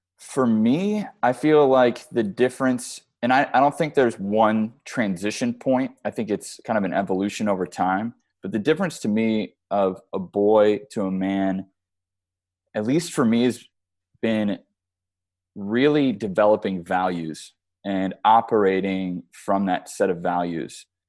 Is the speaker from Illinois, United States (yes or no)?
yes; Chicago, Illinois, United States; now in Arizona, United States; I'm from Chicago